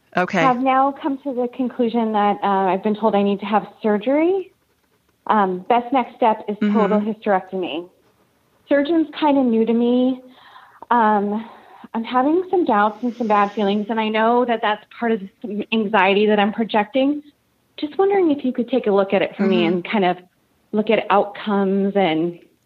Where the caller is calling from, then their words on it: Carlsbad, California, United States; I'm calling from Carlsbad, San Diego, California.